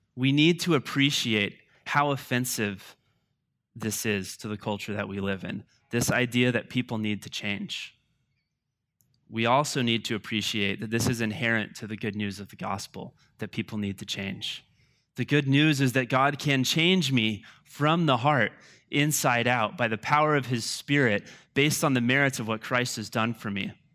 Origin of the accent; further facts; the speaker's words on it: United States; I love being an American